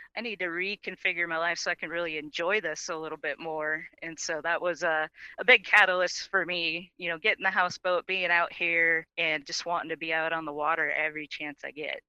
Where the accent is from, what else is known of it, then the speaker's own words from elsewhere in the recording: Minnesota, United States; I grew up in Minnesota